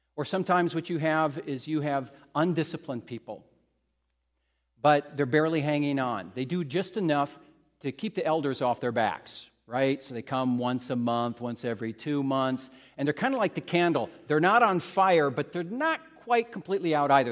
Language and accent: English; Midwest, United States; when I was a kid growing up in the Midwest, United States